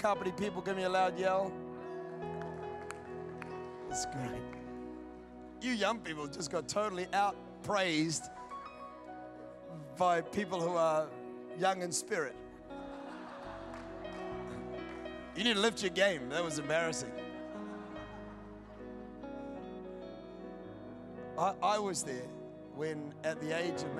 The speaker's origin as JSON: {"language": "English", "region": "Scotland", "country": "United Kingdom", "said": "I'm Scottish"}